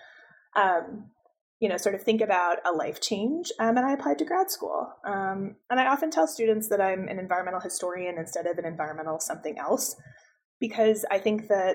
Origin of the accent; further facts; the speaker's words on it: Buffalo, New York, United States; moved away as an adult; also born or lived in Albuquerque, New Mexico; now in Colorado Springs, United States; I grew up outside Buffalo, New York, but I tell folks that I wish I was from Albuquerque, New Mexico